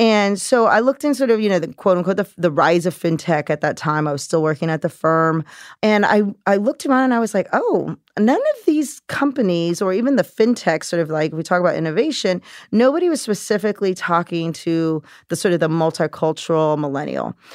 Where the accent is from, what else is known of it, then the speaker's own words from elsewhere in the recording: California, United States; moved away as an adult; now in New York, United States; I grew up in California, very working class, middle class, never learned about money.